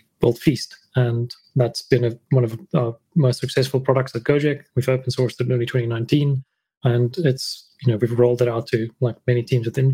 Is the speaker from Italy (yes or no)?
no; South Africa; moved away as an adult; also born or lived in Thailand; I'm a South African